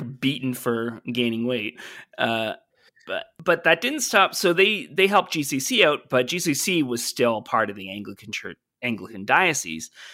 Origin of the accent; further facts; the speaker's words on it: Brockville, Ontario, Canada; moved away; my hometown is a place called Brockville, Ontario